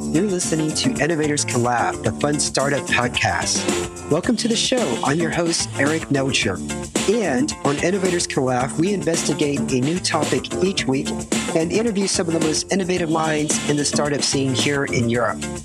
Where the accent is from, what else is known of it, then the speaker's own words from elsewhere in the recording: United States; now in Romania; I'm also an American expat living in Romania